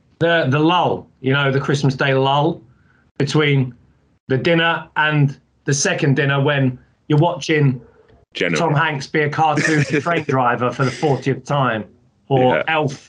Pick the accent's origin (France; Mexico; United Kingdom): United Kingdom; England; we're English.